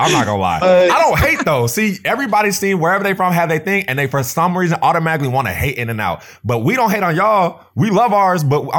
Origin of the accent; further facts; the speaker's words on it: California, United States; Bro, I'm from Cali.